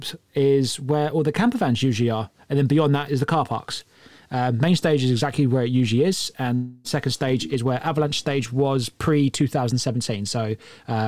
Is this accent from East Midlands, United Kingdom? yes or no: no; High Wycombe, South East England, United Kingdom; my own town there, or my hometown there